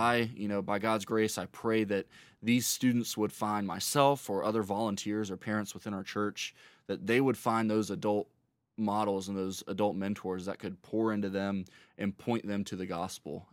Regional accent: Rock Hill, South Carolina, United States; also born or lived in Charlotte, North Carolina; was raised in Rock Hill, South Carolina

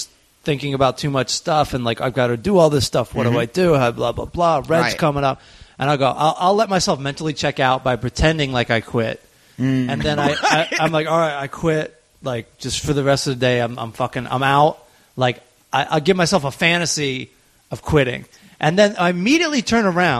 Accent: Southern Maryland, United States; I cannot believe that I grew up in Southern Maryland.

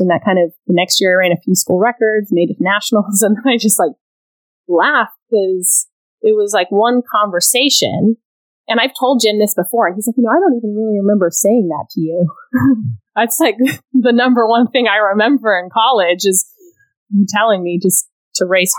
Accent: Scotland, United Kingdom; born there; And so he knew that I was born in Scotland.

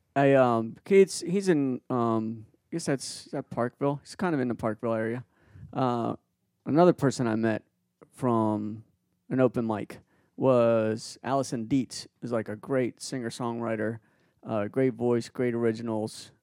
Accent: Peru; moved away; I was born in Peru and I speak fluent Spanish

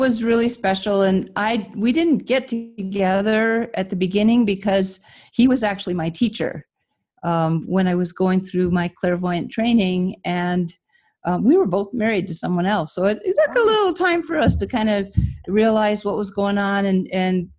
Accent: Michigan, United States; moved away as an adult; also born or lived in California; I grew up in Michigan, so I left my family and came to California

